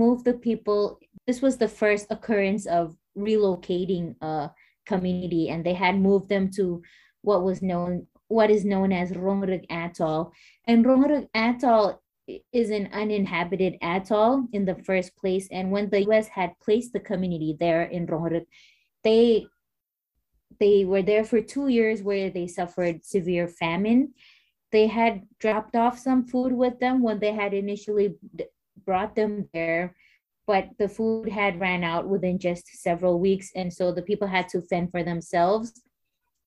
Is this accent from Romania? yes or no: no; Marshall Islands; I was born and raised in the Marshall Islands